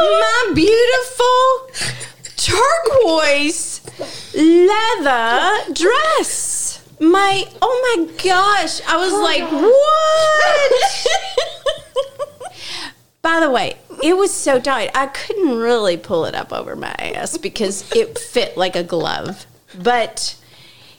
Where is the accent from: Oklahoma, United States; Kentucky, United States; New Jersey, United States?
Kentucky, United States; Louisville; In Louisville, in my hometown